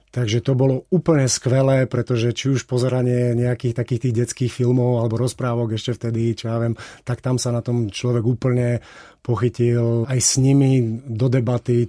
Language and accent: Slovak; Kysuce, Žilina Region, Slovakia; also born or lived in Košice; som sa tam síce narodil, ale dá sa povedať, že som vyrastal na Kisuciach, Otec je Žilinčan